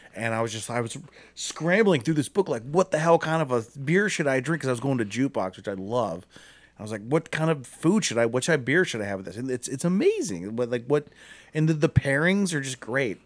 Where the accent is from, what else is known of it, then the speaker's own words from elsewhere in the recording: Akron, Ohio, United States; I'm from Akron.